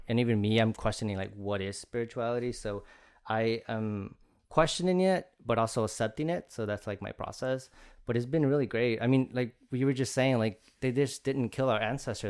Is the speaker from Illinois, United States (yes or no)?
yes; Chicago Heights, Illinois, United States; I'm from Chicago Heights in the south side of Chicago.